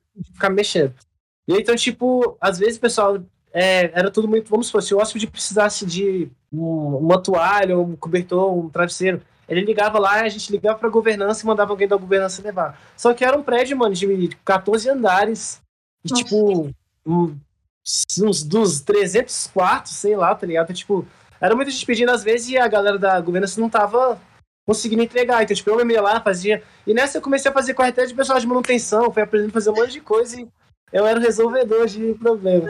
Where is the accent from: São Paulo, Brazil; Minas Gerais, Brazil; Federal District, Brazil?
Federal District, Brazil; Brasília; also born or lived in Trinidad and Tobago; Eu vim para Brasília, eu tinha quatro anos